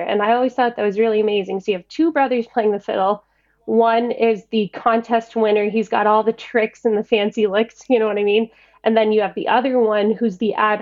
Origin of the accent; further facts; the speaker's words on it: Margaree, Nova Scotia, Canada; also born or lived in Sydney, Nova Scotia; I bought a house in my hometown of Margaree, so I grew up here and then lived in Sydney for a while there.